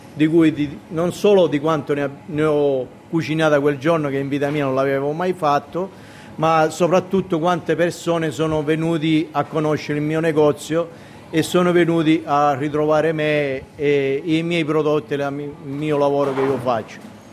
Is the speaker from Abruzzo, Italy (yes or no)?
no; Rodì Milici, Sicily, Italy; moved away as an adult; now in Australia; Rodin Milic, un piccolo paesetto che se lo guardi sulla cartina geografica deve avere la lente di ingrandimento